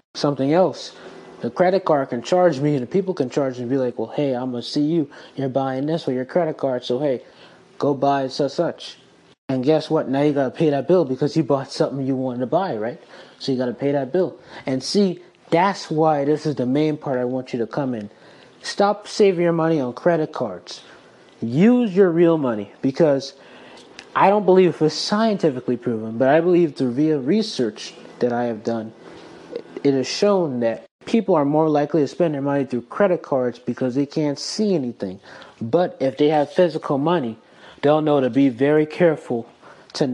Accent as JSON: {"language": "English", "region": "South Carolina", "country": "United States", "tie": "born or raised there", "said": "I am born and raised in South Carolina"}